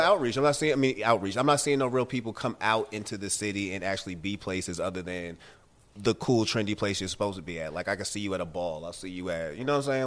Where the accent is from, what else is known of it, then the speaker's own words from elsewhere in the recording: Boston, Massachusetts, United States; now in Atlanta, United States; I'm from Boston